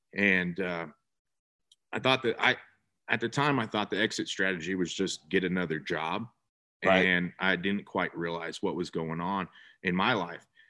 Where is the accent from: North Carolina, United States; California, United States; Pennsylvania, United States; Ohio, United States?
California, United States; North Bay; moved away as an adult; now in San Antonio, United States; born and raised in California, actually, North Bay.